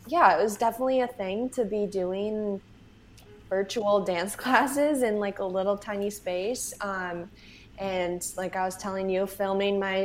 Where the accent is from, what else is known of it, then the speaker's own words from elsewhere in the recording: Syracuse, New York, United States; moved away as an adult; also born or lived in Buffalo, New York; now in New York City, United States; I grew up in Syracuse